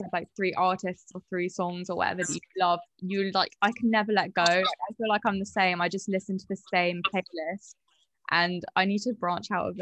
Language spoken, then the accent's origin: English; Guildford, South East England, United Kingdom; I'm from Guildford.